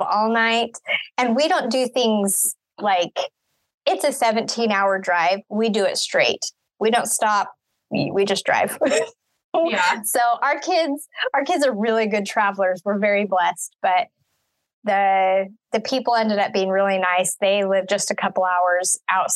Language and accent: English; Utah, United States; moved away as an adult; also born or lived in Wyoming / Colorado; now in Missouri, United States; I was born in Wyoming, raised in Utah, moved to Colorado when I married my husband